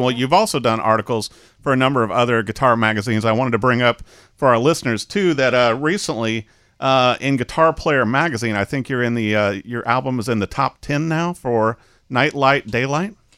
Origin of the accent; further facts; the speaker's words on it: Peoria, Illinois, United States; I was raised in Peoria